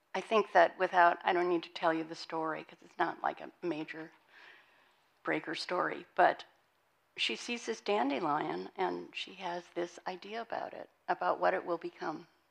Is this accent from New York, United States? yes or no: no; Montana, United States; moved away; I was born and raised in Montana.